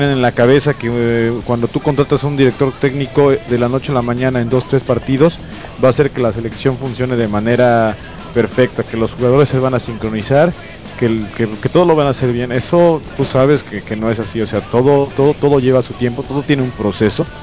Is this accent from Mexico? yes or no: yes; Mexico; somos mexicanos